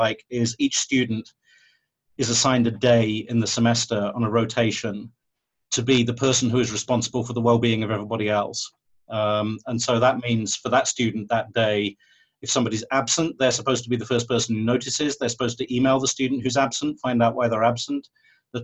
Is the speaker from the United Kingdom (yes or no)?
yes; United Kingdom; being British, I've got this strong streak of pragmatism